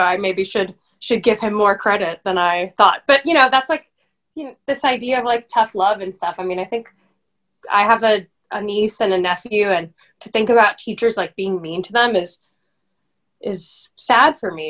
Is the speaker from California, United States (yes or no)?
yes; Los Angeles, California, United States; Hollywood, baby.